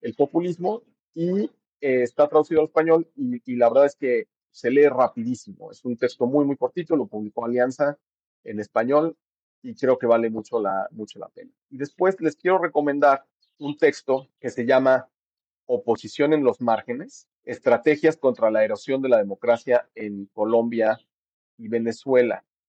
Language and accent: Spanish; Mexico; moved away; que somos mexicanos, que estamos viviendo fuera del, país